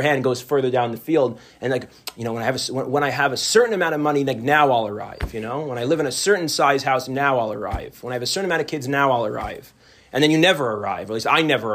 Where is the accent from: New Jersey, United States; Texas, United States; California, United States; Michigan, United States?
New Jersey, United States; moved away as an adult; now in Chicago, United States; I'm originally from the New Jersey area, and I have a lot of old close friends from this area, and family and friends, and I moved to Chicago almost 10 years ago